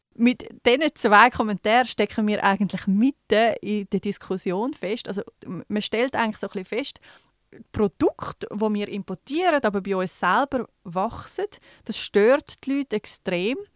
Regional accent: Switzerland; bei uns in der Schweiz

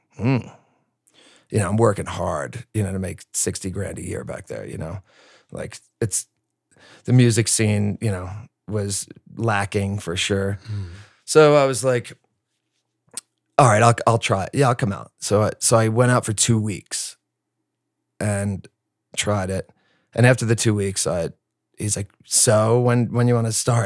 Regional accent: New Jersey, United States; also born or lived in Bronx, New York; I'm from Jersey

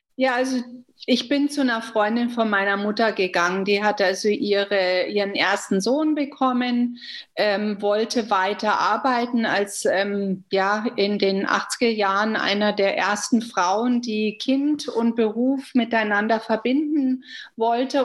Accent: Germany; moved away as an adult; now in Canada; ich sehe mich nicht nur als Deutsche oder als Kanadierin, sondern ich bin eine sogenannte hyphenated Canadian, a German Canadian

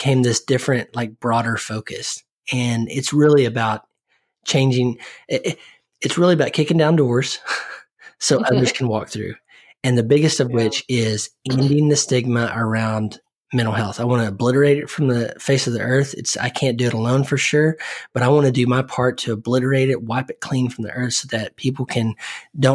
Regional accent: Oklahoma, United States; I grew up in Oklahoma

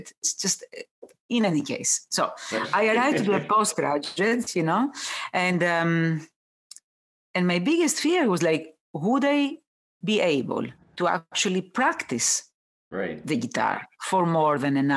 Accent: Athens, Attica, Greece; English is a second language; moved away as an adult; also born or lived in London / New York; I was born in Athens and raised in a big city

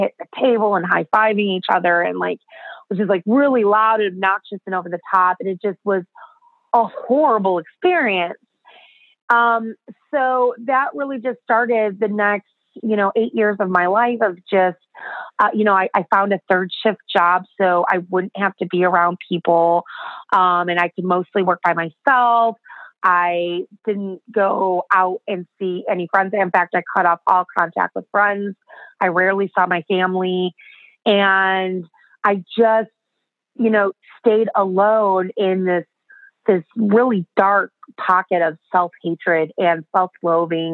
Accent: Chicago, Illinois, United States; accent: American; I'm from Chicago, so it's cold, it's frozen, there's snow everywhere

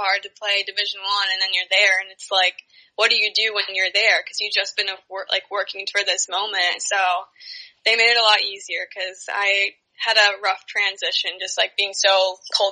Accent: Long Island, New York, United States; we're from Long Island

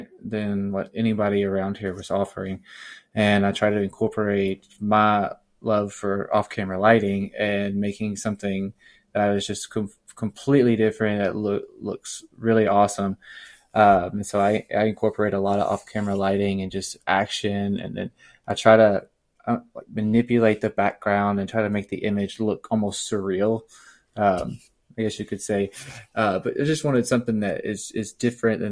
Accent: Little Rock, Arkansas, United States; I'm born and raised in Little Rock, Arkansas

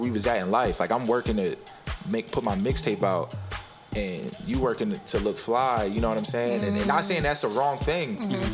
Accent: Blackwood, New Jersey, United States; where I'm from Blackwood, New Jersey

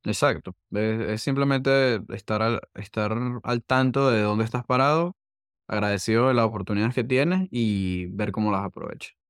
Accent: Venezuela; accent: Venezuelan; moved away as an adult; now in United States; soy venezolano, eso no lo hemos mencionado, pero el acento no, no me ayuda

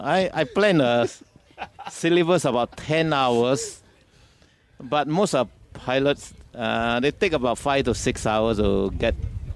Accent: Singapore; moved away as an adult; now in Perth, Australia; Oh, I'm a Singaporean. We came to Australia in 1993 when we moved our flying training school to Pierce Air Base in Bushbrook, Western Australia.

